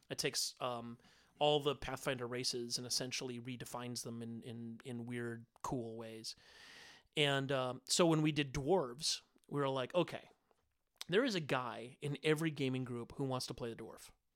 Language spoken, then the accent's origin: English; Minnesota, United States; I'm a kid from Minnesota